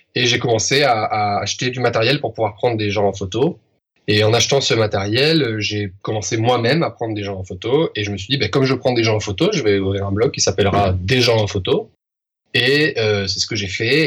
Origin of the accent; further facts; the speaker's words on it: France; moved away as an adult; now in Spain; je suis français, que je vis en Espagne